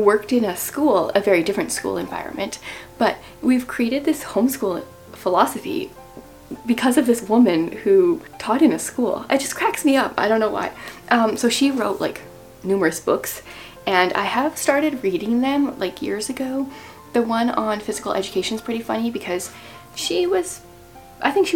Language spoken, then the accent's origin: English; Canada; as a Canadian